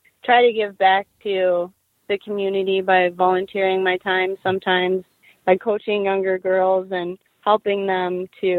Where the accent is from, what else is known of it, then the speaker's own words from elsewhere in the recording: Montreal, Quebec, Canada; I was born in Montreal, Quebec, and I started playing hockey when I was 4 years old.